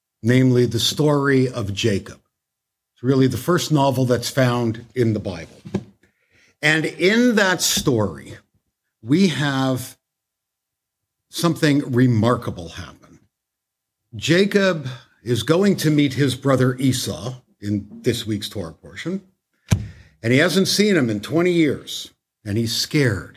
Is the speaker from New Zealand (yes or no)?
no; Toronto, Ontario, Canada; now in United States; I'm from Canada